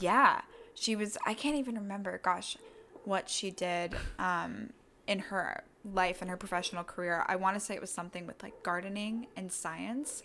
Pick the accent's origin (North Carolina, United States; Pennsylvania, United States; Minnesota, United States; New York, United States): North Carolina, United States; Durham; born and raised in Durham County